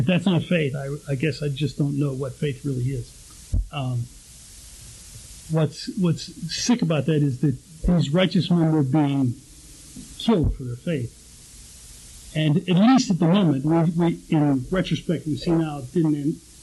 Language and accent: English; Pittsburgh, Pennsylvania, United States; I grew up in Pittsburgh